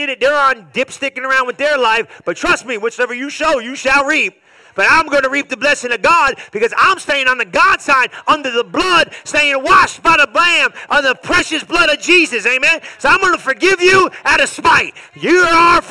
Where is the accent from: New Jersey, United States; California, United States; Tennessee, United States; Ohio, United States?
New Jersey, United States; I'm probably Italian from New Jersey